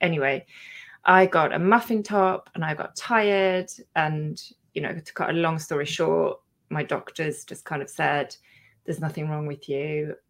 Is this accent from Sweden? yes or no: yes; Sweden; English is a second language; now in England, United Kingdom; Then I had my own kind of epiphany again when I moved to England from Sweden, where, you know, when you come here, the lifestyle is really different